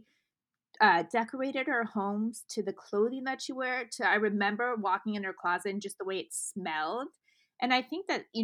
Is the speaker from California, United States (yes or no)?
yes; Beverly Hills, California, United States; I grew up in Beverly Hills with my grandmother